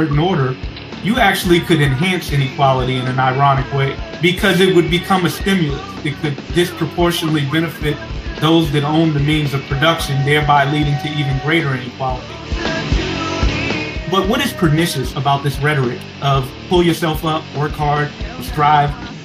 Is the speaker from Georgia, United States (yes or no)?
no; New York City, New York, United States; I grew up in Medford-Stuyvesant before it gentrified